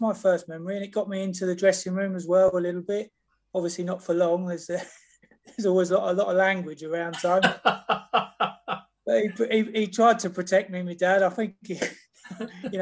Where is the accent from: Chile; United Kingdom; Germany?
United Kingdom; Peterborough, East of England; I was born and bred in Peterborough